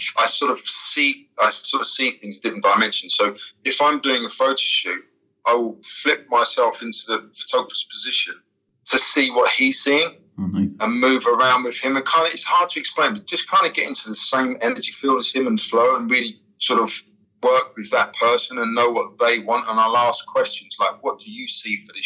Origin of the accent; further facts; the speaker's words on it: London, United Kingdom; moved away as an adult; where I'm from East London